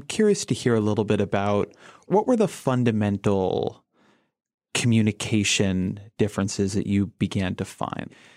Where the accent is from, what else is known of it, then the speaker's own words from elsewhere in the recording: Southern California, United States; I grew up in Southern California